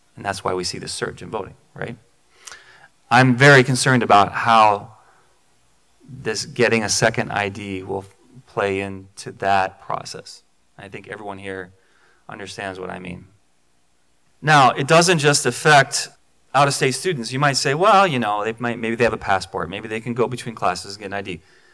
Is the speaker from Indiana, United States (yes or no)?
no; Maryland, United States; This is close to my heart because I'm from Maryland.